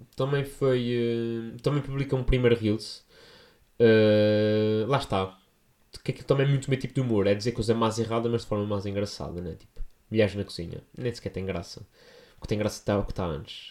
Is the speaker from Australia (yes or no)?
no; São Miguel, Azores, Portugal; now in Lisbon, Portugal; estou a falar da minha gente, estou a falar da minha terra